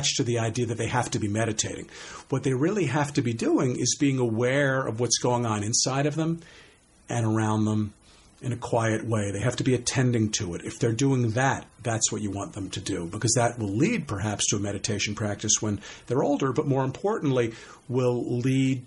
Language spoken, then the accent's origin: English; Scarsdale, New York, United States; I grew up in Scarsdale, New York.